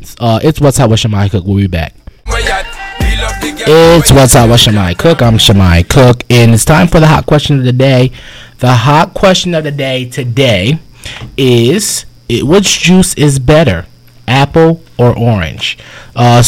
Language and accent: English; Connecticut, United States; moved away; I'm from Connecticut